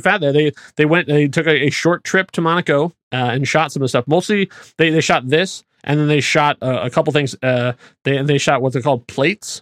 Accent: Indianapolis, Indiana, United States; I grew up in Indianapolis

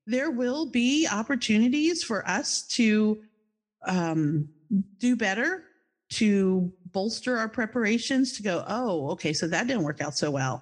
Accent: Charlottesville, Virginia, United States; moved away as an adult; also born or lived in New Jersey; now in Florida, United States; my hometown is Charlottesville, Virginia

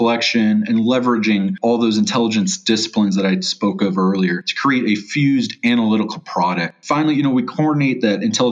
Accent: Chicago, Illinois, United States; I'm from Chicago, Illinois.

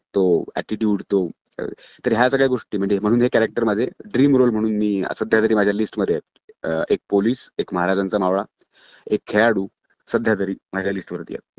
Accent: Chiplun, Maharashtra, India; माझं चिपळूणचं कॉलेज

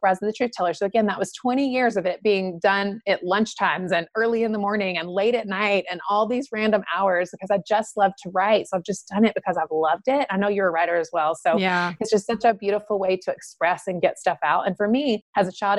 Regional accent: Eden, North Carolina, United States; moved away as an adult; also born or lived in Los Angeles; I was born and raised in the South in North Carolina. So that's where I'm from.

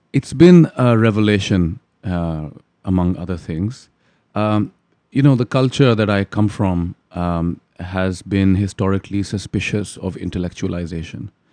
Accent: Lahore, Punjab, Pakistan; moved away as an adult; So, I grew up in Lahore in Pakistan

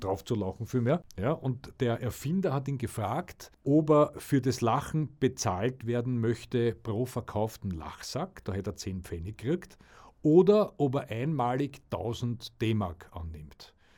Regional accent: Austria; Bei uns in Österreich

